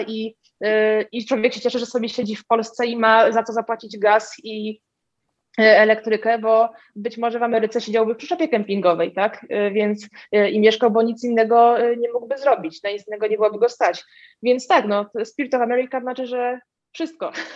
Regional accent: Warsaw, Masovian Voivodeship, Poland; mieszkam w Warszawie od urodzenia

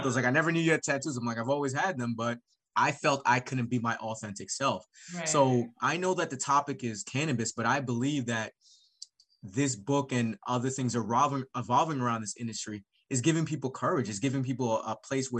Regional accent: Jamaica; now in Cleveland, United States; being a Jamaican immigrant

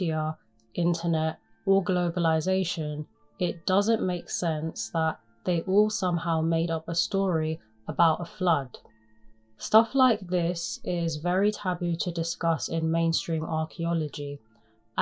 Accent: England, United Kingdom; I am from England

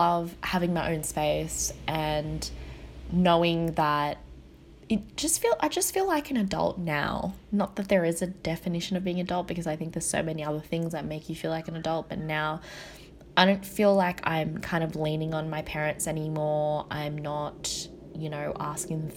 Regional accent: Australia; growing up in Australia as a Vietnamese, like an Asian Australian

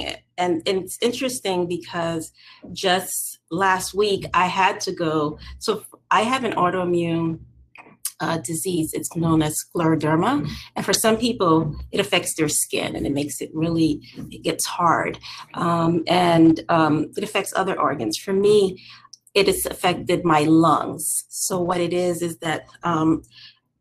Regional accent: New York City, New York, United States; I am from New York City

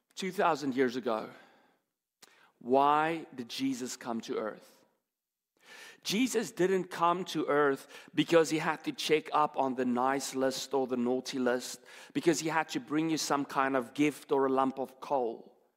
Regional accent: South Africa; moved away; I'm from South Africa

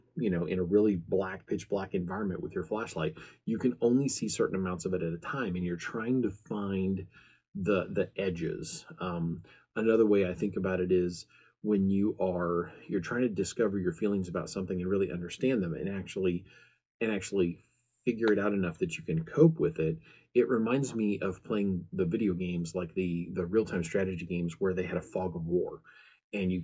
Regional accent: American Midwest, United States; I'm from the American Midwest

